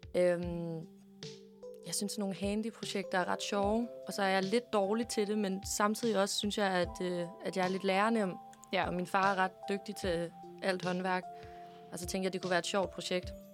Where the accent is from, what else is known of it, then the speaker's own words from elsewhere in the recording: Herringløse, Zealand, Denmark; jeg fra en lille by, der hedder Herringløs, øh, som ligger i Roskilde